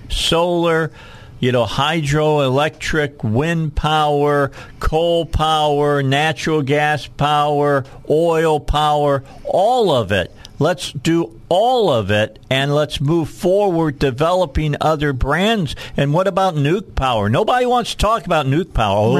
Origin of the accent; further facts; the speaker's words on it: Gary, Indiana, United States; what I grew up with outside of Gary, Indiana when I was a kid